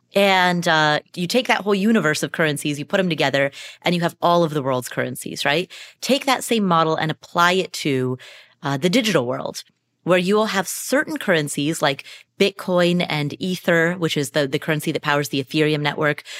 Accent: Kathmandu, Bagmati, Nepal; I was born in Kathmandu, Nepal.

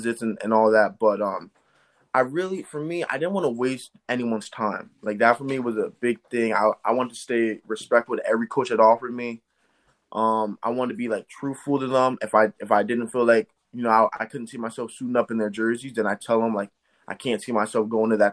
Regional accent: Eastern Pennsylvania, United States; I'm from Eastern Pennsylvania

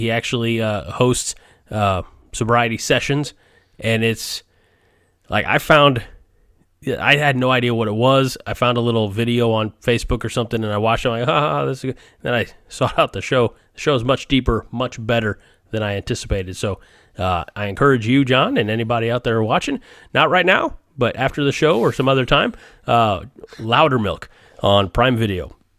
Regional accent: St. Louis, Missouri, United States; You know, see, I'm from the St. Louis area. I'm a Cardinals fan, and I was 16 in the summer of 98, the big home run race.

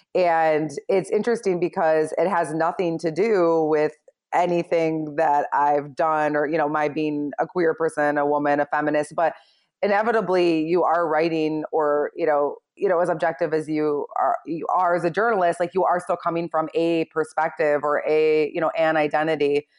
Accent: Michigan, United States; moved away as an adult; also born or lived in Chicago; growing up in Michigan

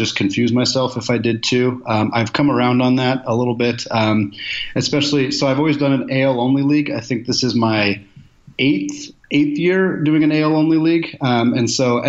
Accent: Portland, Oregon, United States; moved away as an adult; also born or lived in Spokane, Washington; now in Seattle, United States; I'm originally from Portland, Oregon, so I grew up without a super close hometown team

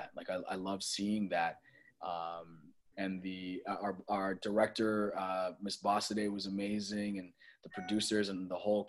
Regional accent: Toronto, Ontario, Canada; moved away; I grew up in Toronto

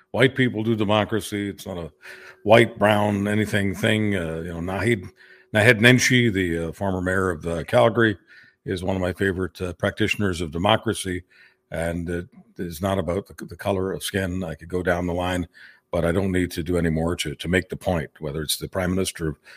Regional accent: Hungary; moved away; So I came from a different country. I came from Hungary, which is a little country in uh, Central Europe, right next door to to to Ukraine and and Poland and uh, uh, Slovakia and some other countries.

